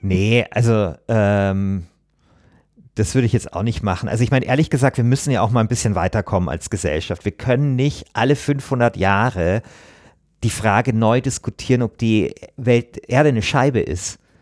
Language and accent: German; Bavaria, Germany; Ich komme ja aus Bayern